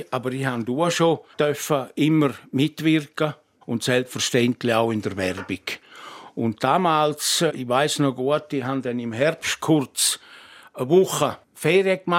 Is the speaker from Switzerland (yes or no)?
yes; Switzerland; Nicht zuletzt, weil ich auch Bergler bin. Ich bin in Scherwolden aufgewachsen.